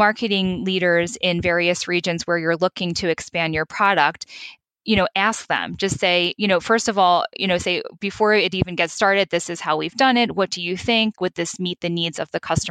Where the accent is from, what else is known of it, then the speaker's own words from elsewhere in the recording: United States; accent: American; moved away as an adult; now in Europe; I'm American, as you may have noticed from my accent